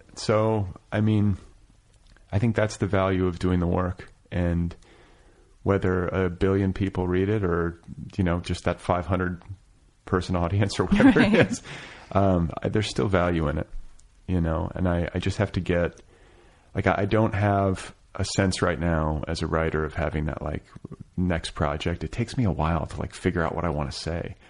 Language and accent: English; Milwaukee, Wisconsin, United States; moved away as an adult; now in Los Angeles, United States; I'm from the Midwest. I'm from Milwaukee.